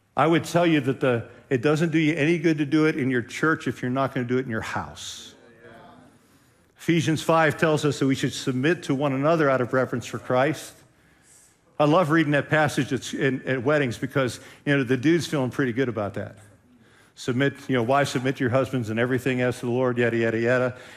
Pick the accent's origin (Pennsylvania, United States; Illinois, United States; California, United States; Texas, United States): Pennsylvania, United States; Western; now in Ohio, United States; I grew up in Western Pennsylvania.